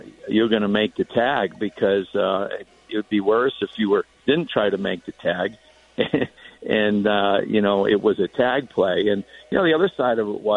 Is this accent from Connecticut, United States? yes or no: yes; Connecticut, United States; moved away; I grew up in Connecticut.